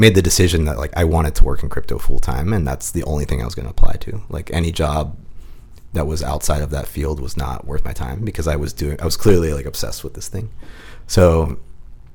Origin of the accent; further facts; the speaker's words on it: Pittsburgh, Pennsylvania, United States; moved away as an adult; also born or lived in California; I'm from Pittsburgh, Pennsylvania